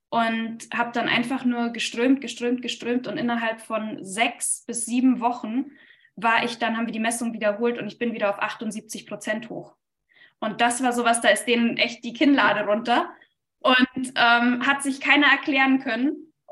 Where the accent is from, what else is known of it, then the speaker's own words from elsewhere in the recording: Bavaria, Germany; also born or lived in Hamburg; also ich komme ursprünglich aus dem Allgäu